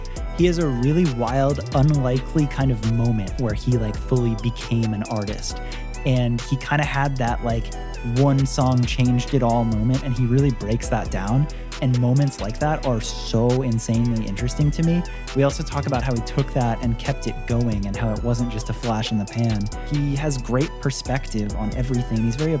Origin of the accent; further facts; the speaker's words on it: Tampa, Florida, United States; out of Tampa, Florida, my hometown.